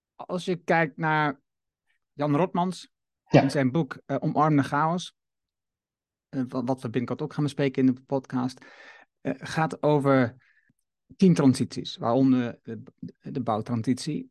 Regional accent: Netherlands; ons als Nederlander

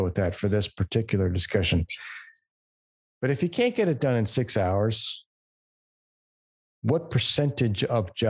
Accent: United States; as an American

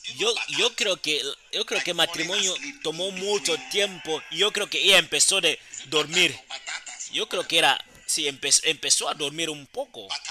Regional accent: Accra, Greater Accra, Ghana; yo crecí en Accra y empecé a predicar

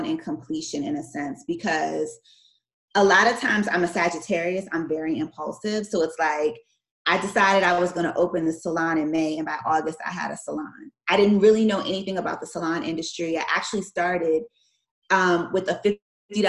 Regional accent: Maryland, United States; moved away as an adult; also born or lived in Washington, D.C. / Miami, Florida; I'm from Maryland, and I went to law school in D.C. at George Washington

